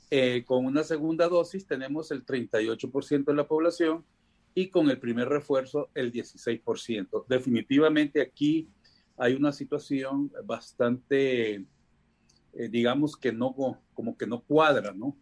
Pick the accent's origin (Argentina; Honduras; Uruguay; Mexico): Honduras; de los 9.900.000 personas que somos, según el INE, como hondureños